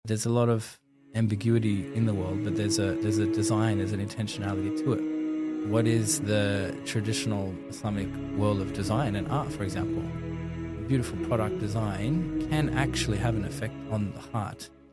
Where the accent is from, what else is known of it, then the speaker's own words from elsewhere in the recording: Sydney, New South Wales, Australia; I grew up in Sydney